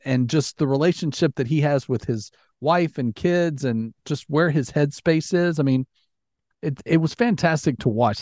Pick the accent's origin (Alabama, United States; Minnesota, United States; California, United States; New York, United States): Alabama, United States; moved away; also born or lived in Florida; growing up in Alabama, you went to Six Flags